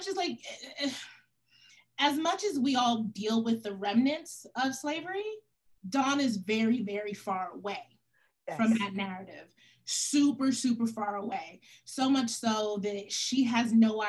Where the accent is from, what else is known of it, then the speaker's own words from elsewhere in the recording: United States; I'm Senegalese by way of my dad's Senegalese, but I was, you know, American born